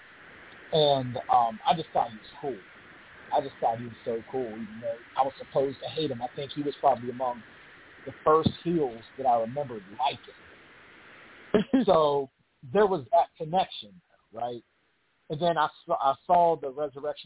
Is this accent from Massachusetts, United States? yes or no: no; Pittsburgh, Pennsylvania, United States; moved away as an adult; I came back to my hometown, came back to the 412, Pittsburgh, Pennsylvania